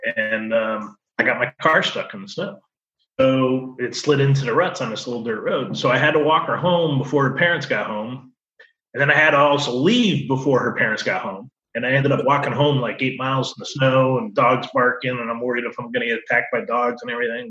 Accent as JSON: {"language": "English", "town": "Colchester", "region": "Connecticut", "country": "United States", "tie": "born or raised there", "moved": "as an adult", "lives_now": "Florida, United States", "said": "I grew up in Connecticut, a little town called Colchester, 20 miles from everywhere"}